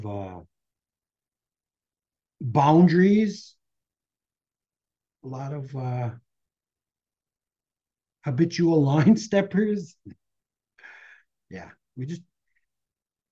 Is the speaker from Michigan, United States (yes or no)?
no; Red Lake, Minnesota, United States; growing up around Red Lake